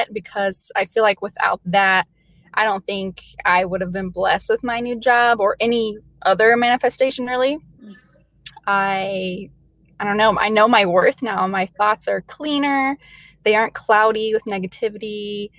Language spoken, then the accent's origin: English; Metropolis, Illinois, United States; also born or lived in Kentucky; now in Iowa, United States; I was born in Kentucky. I was raised in Southern Illinois. It's a really small town. Actually, it's the home of Superman